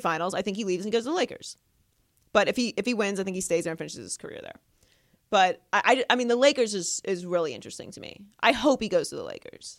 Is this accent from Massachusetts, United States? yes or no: no; Pittsburgh, Pennsylvania, United States; moved away; I grew up in Pittsburgh, Pennsylvania